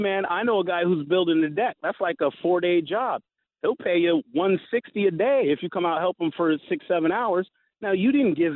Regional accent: Florida, United States; now in Seattle, United States; I'm from Florida

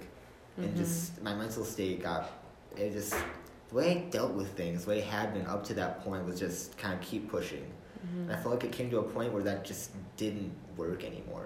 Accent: Grand Haven, Michigan, United States; I am from Grand Haven, Michigan. I was born and raised here.

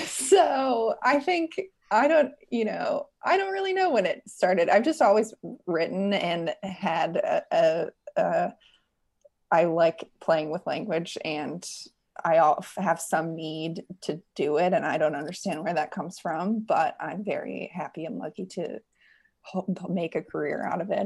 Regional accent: West Virginia, United States; I grew up in West Virginia

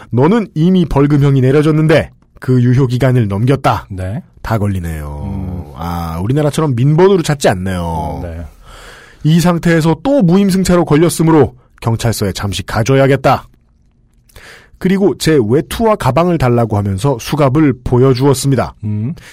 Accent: South Korea; 나는 한국에서 온 유학생인데 전차를 탄 적이 몇 번 없어 잘 몰랐다.

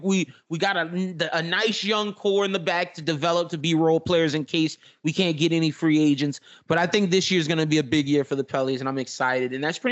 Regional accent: Louisiana, United States; I'm from Louisiana.

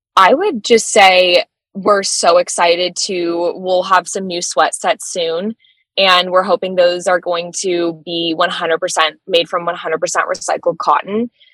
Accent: Orange County, California, United States; moved away as an adult; now in Los Angeles, United States; we're both from Orange County

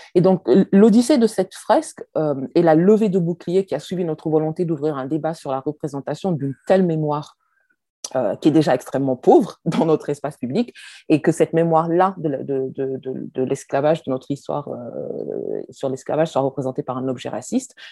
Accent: France; je suis française, chercheur. Je viens d'un pays, la France

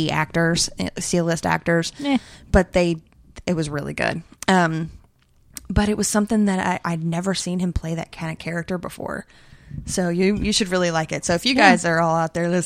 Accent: Lexington, Kentucky, United States; Lexington, Kentucky.

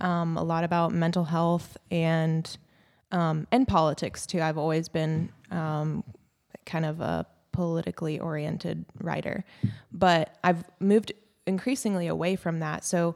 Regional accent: Tacoma, Washington, United States; Okay, so I am from Tacoma, Washington. Okay. I went to a little high school called Steilacoom High School, the first incorporated town in Washington.

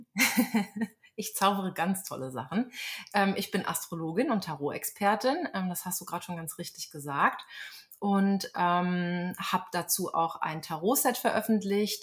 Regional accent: a small village near Frankfurt am Main, Hesse, Germany; moved away as an adult; also born or lived in Berlin; now in Lynchburg, United States; in meiner Heimatstadt bin, ein kleines Kuhkaff in der Nähe von Frankfurt am Main

